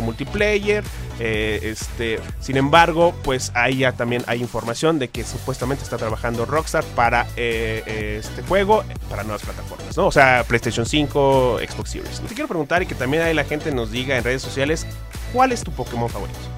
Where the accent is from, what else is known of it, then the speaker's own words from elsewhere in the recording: Mexico; como buenos mexicanos